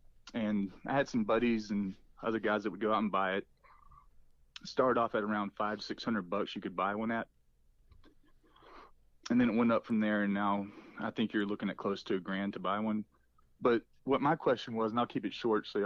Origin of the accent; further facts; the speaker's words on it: Arkansas, United States; I'm from Arkansas